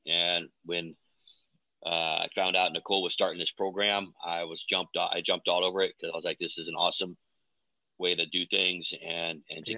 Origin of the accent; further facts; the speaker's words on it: Oregon, United States; also born or lived in Missouri / Lebanon, Oregon; I was born in Missouri, but kind of raised in Oregon. Adopted when I was little.